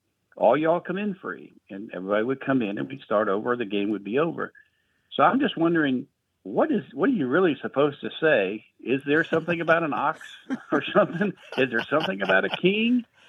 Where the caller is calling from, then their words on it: Pulaski, Tennessee, United States; I'm calling from Pulaski, Tennessee.